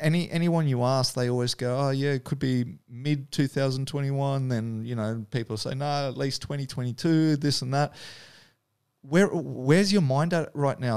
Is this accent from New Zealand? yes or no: yes; Dunedin, Otago, New Zealand; moved away; I grew up in Dunedin, which is below Christchurch